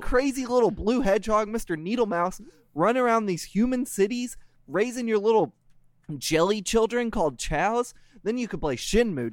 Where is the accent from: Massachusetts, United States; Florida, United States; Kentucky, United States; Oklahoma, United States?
Kentucky, United States; Louisville; my hometown, Louisville